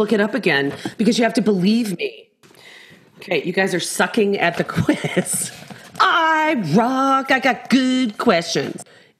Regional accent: England, United Kingdom; I'm actually English and British, but okay.

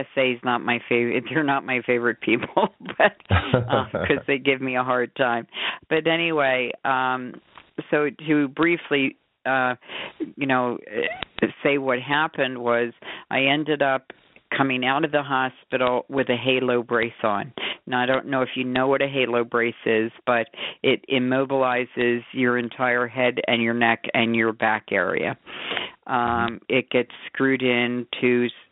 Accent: Bucks County, Pennsylvania, United States; now in Scottsdale, United States; I'm from Scottsdale, originally from Pennsylvania, Bucks County

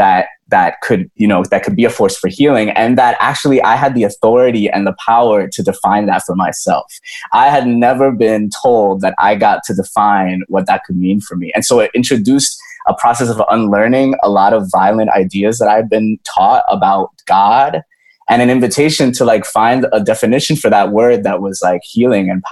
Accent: New York, United States; also born or lived in Dominican Republic; I was growing up in New York, I was born in the DR, but I was growing up in New York

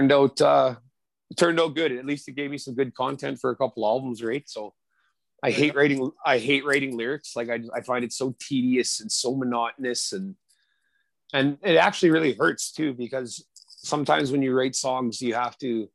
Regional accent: Saskatoon, Saskatchewan, Canada; moved away; also born or lived in Vancouver; I grew up in Saskatoon

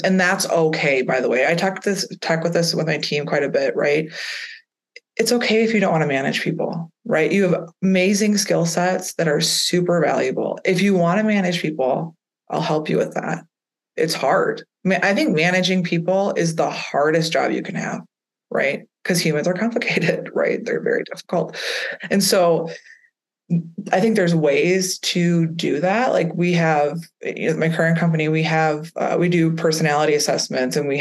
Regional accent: Midwest, United States; I'm from the Midwest

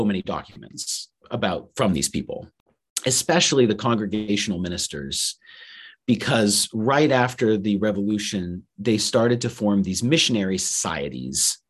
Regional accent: Farmington, Maine, United States; I'm from Maine originally, so I'm from Farmington, Maine

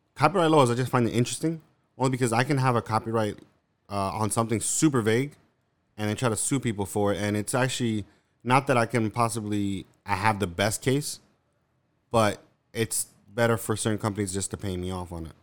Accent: New York, United States; I'm from New York

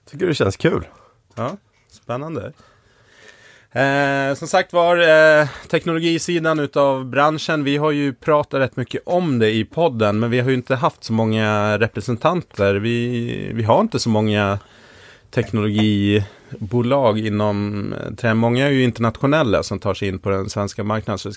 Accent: Stockholm, Stockholm County, Sweden; jag kommer från Stockholm.

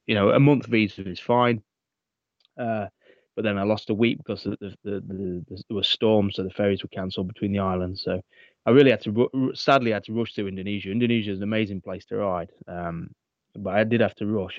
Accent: England, United Kingdom; England which is my obviously my home country

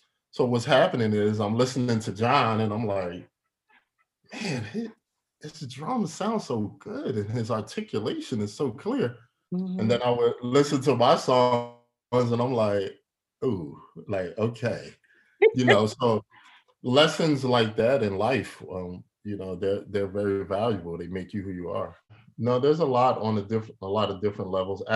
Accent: Philadelphia, Pennsylvania, United States; Born and raised in Philadelphia.

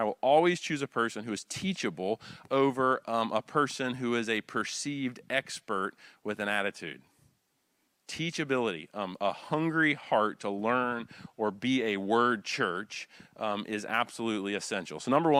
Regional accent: Wilmington, North Carolina, United States; You know, I grew up here in the Wilmington area surfing and skateboarding, and so we would always say, awesome, dude.

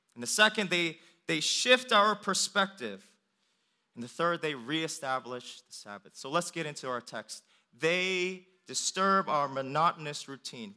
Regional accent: Northern Virginia, United States; also born or lived in Richmond, Virginia; when I come back home, um, I'm driving from Richmond to Northern Virginia

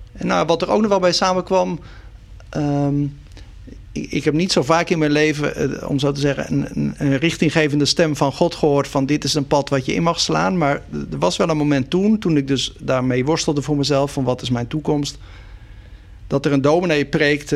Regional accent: Sliedrecht, South Holland, Netherlands; also born or lived in Dordrecht; Sliedrecht, daar ben ik dus opgegroeid. Dus ik ben in Dordrecht geboren, inderdaad in het ziekenhuis. Maar eh, mijn leven lang eh, als eh, kind en jongere in Sliedrecht gewoond.

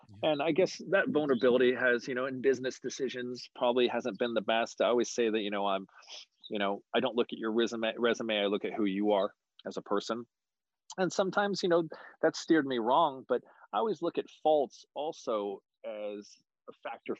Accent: Oakhurst and Los Banos, Central Valley, California, United States; moved away as an adult; also born or lived in Modesto, California; now in San Francisco Bay Area, United States; Born and raised. I was born in Modesto, raised in a little town called Oakhurst and Los Banos out in the Central Valley

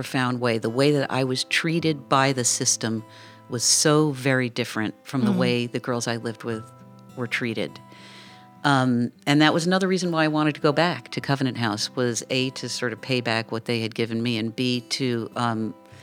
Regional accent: New York City, New York, United States; I grew up in New York City, and I went to public high school

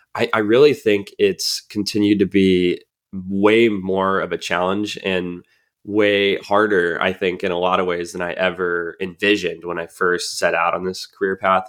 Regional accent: Colorado Springs, Colorado, United States; my hometown, um, you know, in Colorado Springs.

